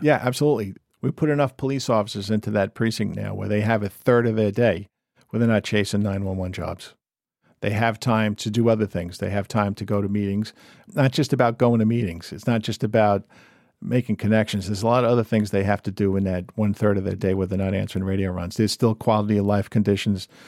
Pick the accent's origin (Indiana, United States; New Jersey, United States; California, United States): New Jersey, United States; Montville; went to high school in Jersey